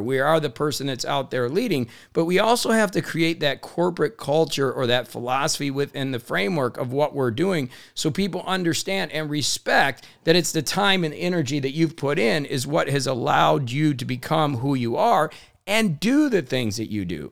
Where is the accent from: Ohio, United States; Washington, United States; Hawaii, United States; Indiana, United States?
Indiana, United States; I grew up in Indiana in a blue collar town where we believed in hard work